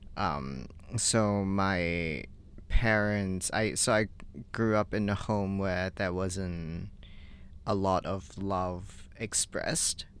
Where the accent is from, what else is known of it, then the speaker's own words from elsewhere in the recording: Hong Kong; I grew up in Hong Kong